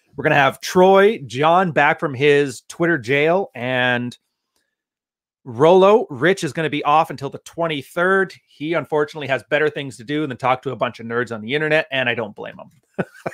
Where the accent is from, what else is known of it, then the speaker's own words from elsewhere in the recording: Canada; I'm Canadian